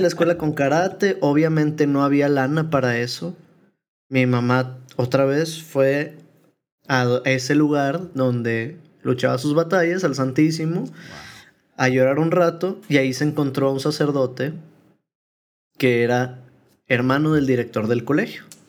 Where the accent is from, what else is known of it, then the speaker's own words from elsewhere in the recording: Guadalupe, Nuevo León, Mexico; also born or lived in Apodaca / Monterrey / Tamaulipas; Tengo que enorgullecerme de ser de Apodaca por mucho tiempo, de Guadalupe